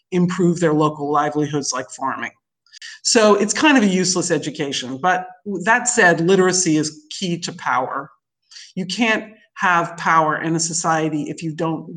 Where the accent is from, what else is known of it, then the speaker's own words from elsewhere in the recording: New York City, New York, United States; moved away as an adult; growing up in New York City